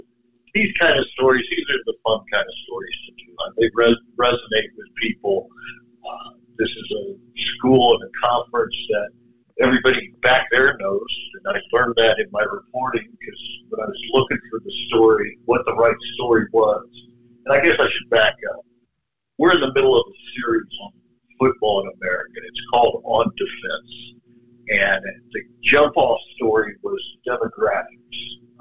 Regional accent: Kansas City, United States; now in New York, United States; I'm originally from Kansas City, so I'm sort of a transplanted New Yorker myself.

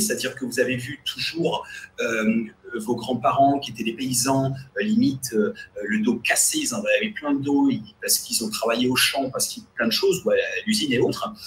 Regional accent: France; en tant que Français francophone ou Européen

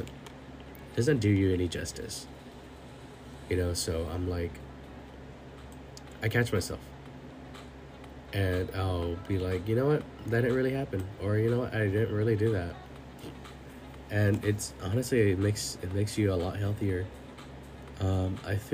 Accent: California, United States; I moved from my hometown to another area in California

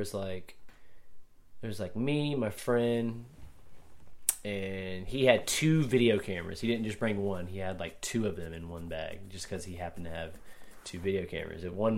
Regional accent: Augusta, Georgia, United States; Well, you got to think I grew up skateboarding in Augusta

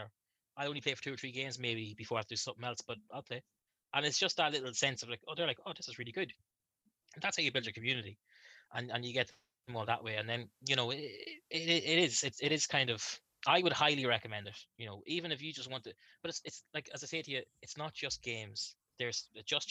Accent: Ireland; I'm from Ireland

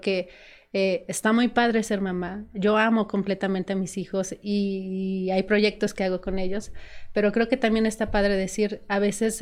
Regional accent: Acuamanala, Tlaxcala, Mexico; also born or lived in Mexico City; Toda nuestra familia estaba acá en Tlaxcala, porque su papá es de Apizaco, yo soy de Aquamanar

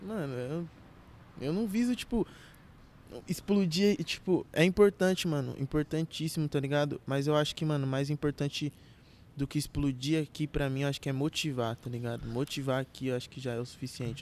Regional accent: Carapicuíba, São Paulo, Brazil; also born or lived in Barueri; Nasci em Carapicuíba, cresci grande parte da minha vida em Carapicuíba. Só morei quatro anos fora uhum. de lá, fora de Carapicuíba, em Barueri.

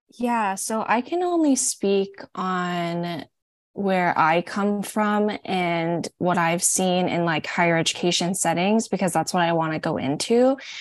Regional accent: Hawaii, United States; now in Oregon, United States; I'm from Hawaii

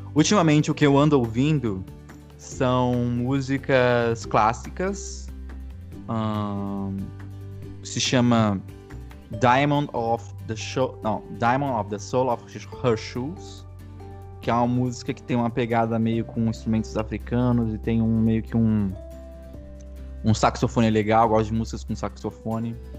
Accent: Vinhedo, São Paulo, Brazil; Eu sou de Vinhedo, São Paulo

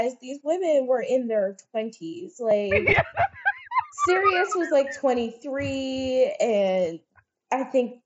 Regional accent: New York, United States; As a New Yorker

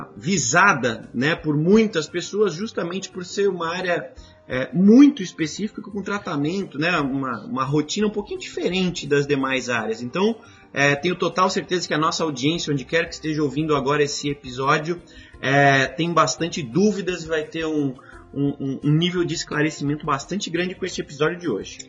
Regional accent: Brazil; enquanto brasileiros

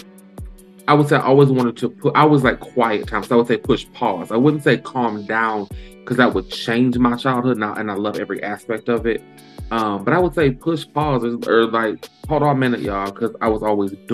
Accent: Lansing, Michigan, United States; born and raised in Lansing. I've been here in Lansing, Michigan. Been here all of my life

